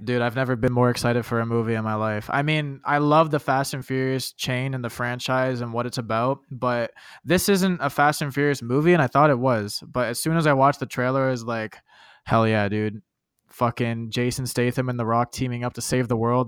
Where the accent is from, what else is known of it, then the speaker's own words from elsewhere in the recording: Canada; I'm a Canadian